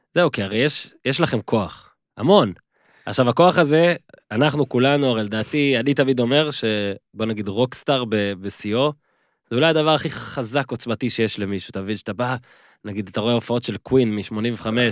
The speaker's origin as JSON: {"language": "Hebrew", "country": "Israel", "tie": "born or raised there"}